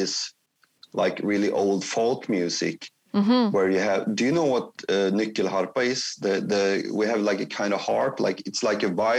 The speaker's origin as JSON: {"language": "English", "town": "Kristinehamn", "region": "Värmland", "country": "Sweden", "tie": "born or raised there", "said": "my hometown, Kristinehamn, is that it's like Stockholm is like big. It's like 1,500,000 people, like 1.5 million or something. But my town is like 20,000. It's like really small."}